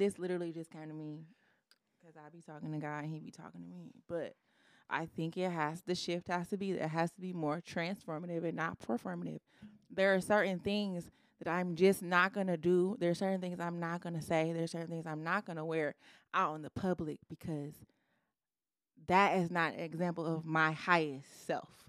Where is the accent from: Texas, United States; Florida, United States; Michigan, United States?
Michigan, United States; Detroit; also born or lived in Ypsilanti; I'm from the Metro Detroit.